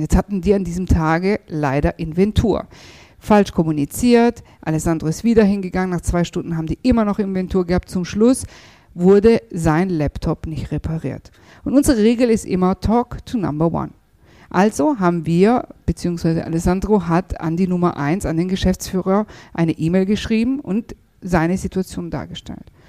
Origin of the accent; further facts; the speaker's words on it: Germany; wir sind ja in Deutschland geboren, aufgewachsen